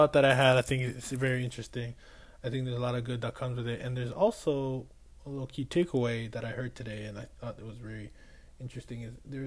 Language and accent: English; Boston, Massachusetts, United States; I was from Boston